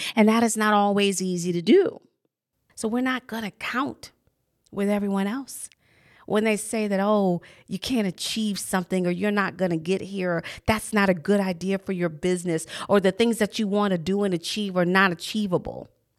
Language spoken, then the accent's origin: English; Texas, United States; born there; I didn't grow up in Texas, but I was born in Texas. And so I'm very familiar when I would go back in the summertime with the hurricanes and some parts tornadoes.